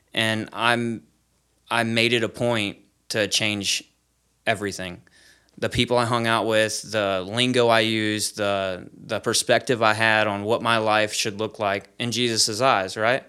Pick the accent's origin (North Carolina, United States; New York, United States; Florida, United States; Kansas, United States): Florida, United States; Polk County in Sarasota; I'm from Polk County in Sarasota, Florida